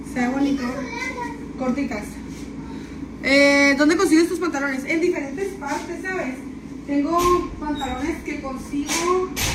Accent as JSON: {"language": "Spanish", "town": "San Luis Río Colorado", "region": "Sonora", "country": "Mexico", "said": "yo soy de San Luis Río Colorado"}